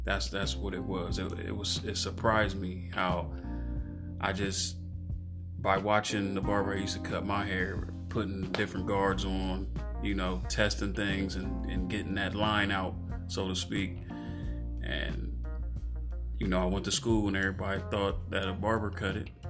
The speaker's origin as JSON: {"language": "English", "town": "Columbus", "region": "Ohio", "country": "United States", "tie": "born or raised there", "said": "Um, I'm from Columbus, Ohio."}